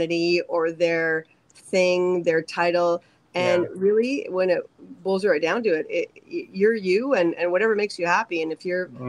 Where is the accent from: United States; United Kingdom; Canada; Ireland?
Canada; Thunder Bay, Ontario; I'm from Thunder Bay. So I went to Confederation College in Thunder Bay